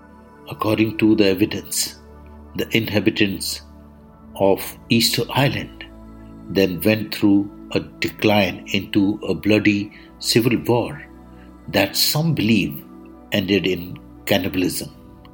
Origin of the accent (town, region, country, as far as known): India